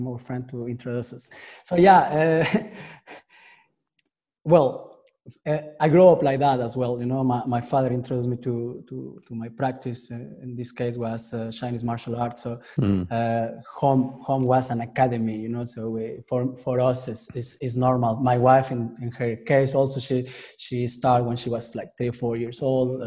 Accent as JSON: {"language": "English", "country": "Mexico", "moved": "yes", "lives_now": "Paris, France", "said": "I'm from Mexico originally"}